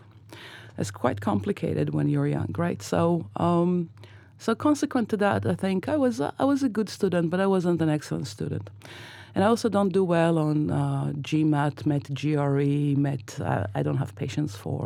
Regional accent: Israel; born or raised there; now in New York, United States

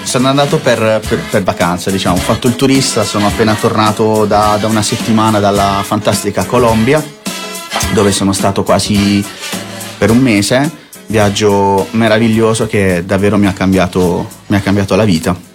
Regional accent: Bari, Apulia, Italy; moved away as an adult; now in Milan, Italy; io sono di Bari, ah, sono di, di Bari, nato a Bari, barese, 100% barese.

